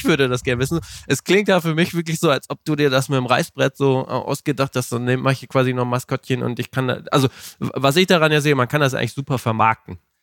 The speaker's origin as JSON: {"language": "German", "town": "Melle", "region": "Lower Saxony", "country": "Germany", "tie": "born or raised there", "said": "in meiner Heimatstadt Melle"}